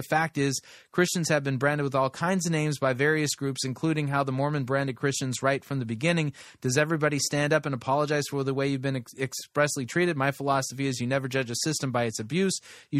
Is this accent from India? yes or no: yes; India; I was born and raised in India.